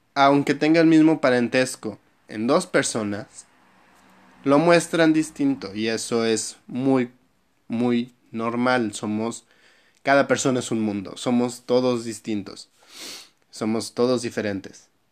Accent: Mexico; soy mexicano

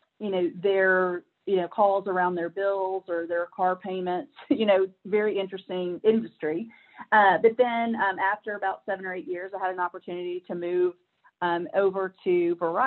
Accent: Nashville, Tennessee, United States; moved away as an adult; now in Georgia, United States; I am originally from Nashville, Tennessee. Love my home city. Love it. You know, really grew up there

